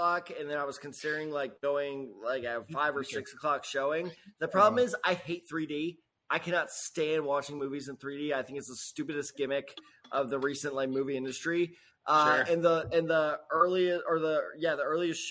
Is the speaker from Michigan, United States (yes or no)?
no; St. Louis, Missouri, United States; I'm from St. Louis